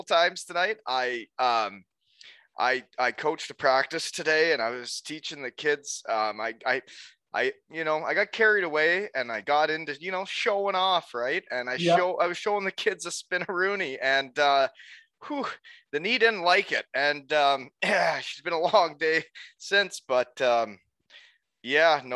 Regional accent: Elmira, Ontario, Canada; my hometown, Elmira Sugar Kings

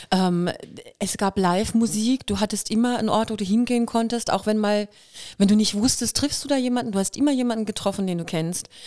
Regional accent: Kirrlach, Baden-Württemberg, Germany; accent: Kirrlach dialect; Und ich bin da angekommen mit meinem Kirlacher Dialekt

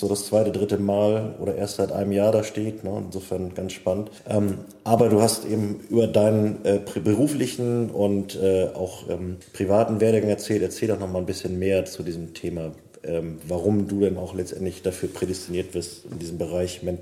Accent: Kiel, Schleswig-Holstein, Germany; now in Flensburg, Germany; Ja, ich bin äh, Mitte 30, ähm, gebürtiger Kieler, habe auch bis zum Jahresende in Kiel eigentlich durchgehend immer gelebt. Bin jetzt äh, zu meiner Freundin Fritzi nach Flensburg gezogen

